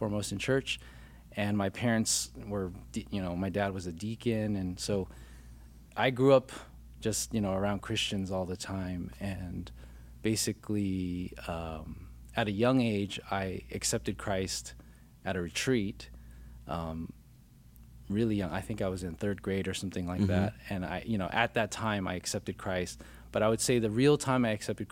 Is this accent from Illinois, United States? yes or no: no; Glendale, California, United States; also born or lived in Orange County, California / San Gabriel Valley, California; I actually grew up in Glendale, and then in high school, I moved to Orange County